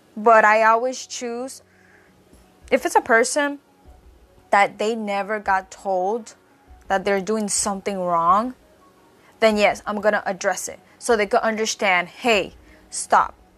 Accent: Puerto Rico; I say I'm from Puerto Rico, because obviously, as many as you know, I was born and raised in the island

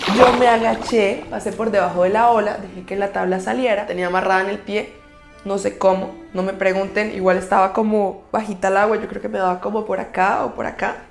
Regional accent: Bucaramanga, Santander, Colombia; soy una chica de Bucaramanga que habla cuatro idiomas

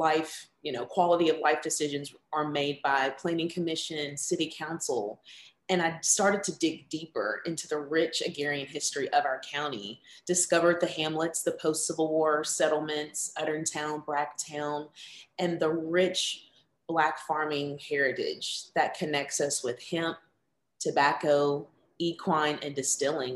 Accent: Lexington, Kentucky, United States; based here in the city of Lexington, my hometown that I love so much

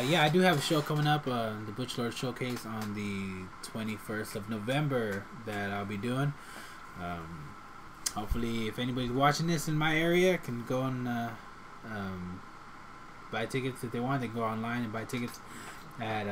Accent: Davenport, Iowa, United States; I grew up in Davenport

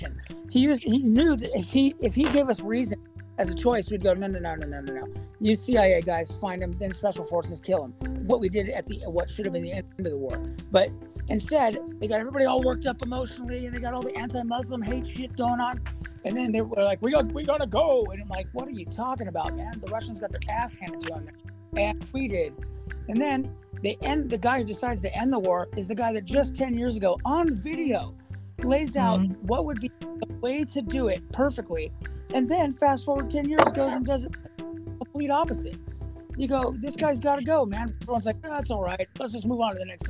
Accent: United States; we, the American people

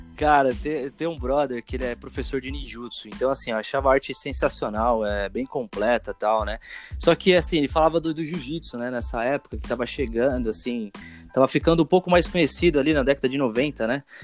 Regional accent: Osasco, São Paulo, Brazil; Onde, onde eu morava, cresci em Osasco, né? Osasco, São Paulo

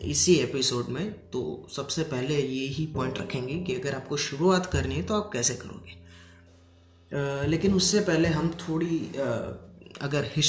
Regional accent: Gujarat, India; आ, मैं गुजरात से हूँ और काम में अभी बताऊँ तो मैं एक स्टूडेंट हूँ

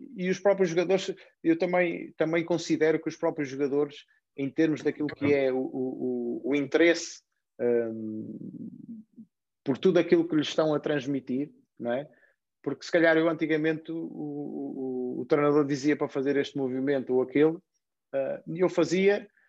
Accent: Portugal; nós em Portugal

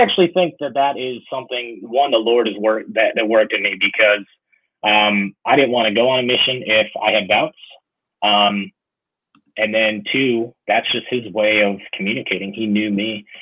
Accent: Chicago, Illinois, United States; I grew up in Chicago

